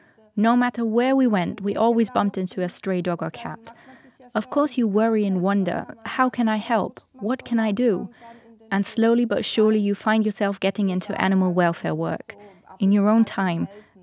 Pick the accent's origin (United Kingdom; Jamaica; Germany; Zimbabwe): Germany; English is a second language; I don't know if that has something to do with the fact that I grew up in Germany.